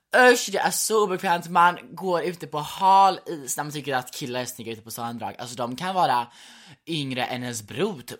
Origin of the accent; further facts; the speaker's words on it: Gothenburg, Västra Götaland, Sweden; som göteborgare